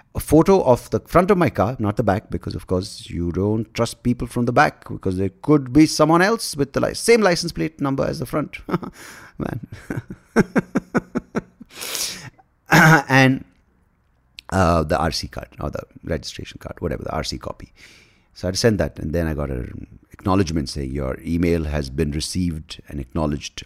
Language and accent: English; Bangalore, Karnataka, India; also born or lived in Hyderabad; I'm from Bangalore, I live in Bangalore